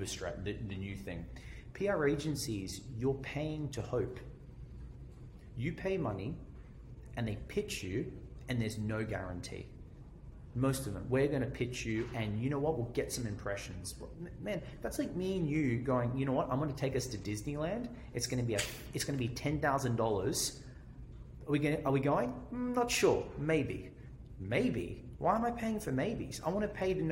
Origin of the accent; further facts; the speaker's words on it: Australia; accent: Australian; I think of, or Australian, right? It's my accent